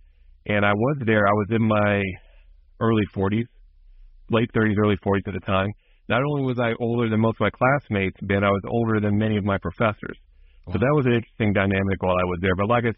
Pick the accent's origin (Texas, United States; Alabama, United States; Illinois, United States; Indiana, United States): Alabama, United States; moved away; this is how the people from my family in northern Alabama, Huntsville area, talk.